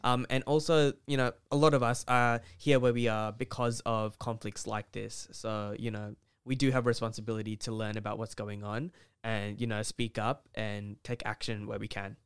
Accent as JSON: {"language": "English", "country": "Australia", "tie": "born or raised there", "said": "we have privileges growing up in Australia"}